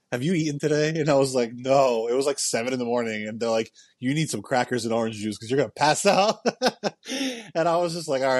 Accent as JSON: {"language": "English", "region": "New Jersey", "country": "United States", "tie": "born or raised there", "moved": "as an adult", "lives_now": "Florida, United States", "said": "I was born and raised in New Jersey, so they're all still there. And I've been in Florida for 10 years now."}